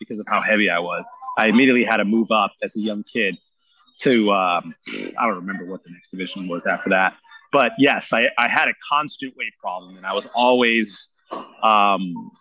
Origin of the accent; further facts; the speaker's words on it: San Jose, California, United States; I was born and raised here in San Jose